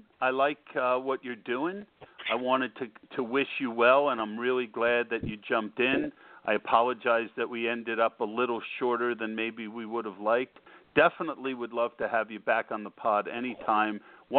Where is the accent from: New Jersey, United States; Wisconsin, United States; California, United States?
New Jersey, United States; I'm going to make you an offer you can't refuse. I'm from Jersey.